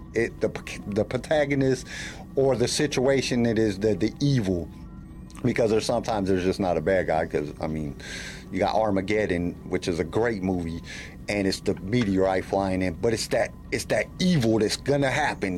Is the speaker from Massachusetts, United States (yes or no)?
no; California, United States; also born or lived in Denver, Colorado; now in Columbia, United States; Originally, I'm from California, but right now I live in Columbia, Missouri